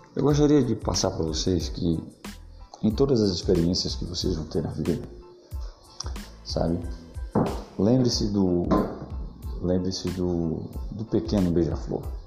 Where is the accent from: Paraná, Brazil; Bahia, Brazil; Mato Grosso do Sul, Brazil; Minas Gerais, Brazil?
Bahia, Brazil; Eu sou da Bahia